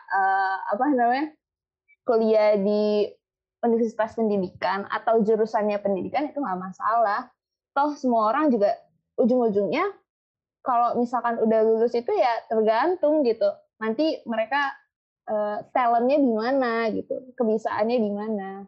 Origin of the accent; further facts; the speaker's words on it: Palembang, South Sumatra, Indonesia; also born or lived in Bogor; now in Jakarta, Indonesia; soalnya aslinya itu gue dari Palembang tapi tinggal di Bogor tapi sekarang lagi tinggal di Jakarta